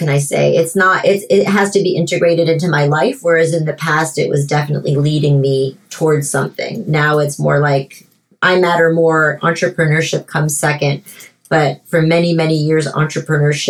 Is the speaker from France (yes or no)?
yes; France; moved away as an adult; also born or lived in Miami, United States; now in United States; my parents divorced and moved from Miami to Paris when I was 7 years old. And I grew up in France